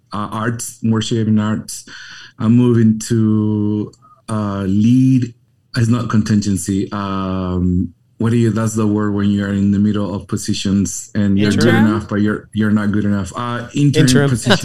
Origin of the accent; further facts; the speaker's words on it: Santiago, Santiago Metropolitan Region, Chile; English is a second language; moved away as an adult; also born or lived in Texas / Tennessee; now in Chicago, United States; calling myself Chilean or from the metropolis of Santiago